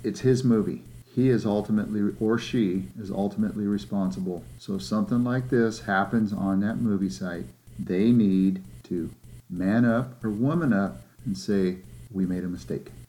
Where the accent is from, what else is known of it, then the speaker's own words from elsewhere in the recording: California, United States; I'm not from Texas, I'm from California.